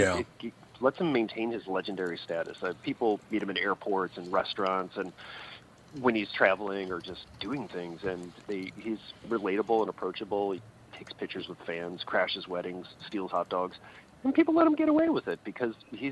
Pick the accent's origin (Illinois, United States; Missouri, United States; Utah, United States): Missouri, United States; St. Louis; also born or lived in San Francisco; now in North Carolina, United States; Yes. Yeah, I lived in St. I grew up in St. Louis. I lived in San Francisco for a while, met my wife out there, started a family.